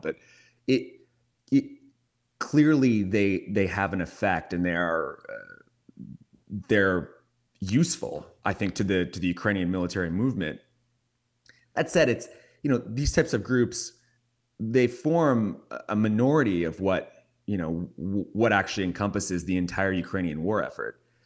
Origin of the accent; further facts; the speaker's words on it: Canada; I'm from Canada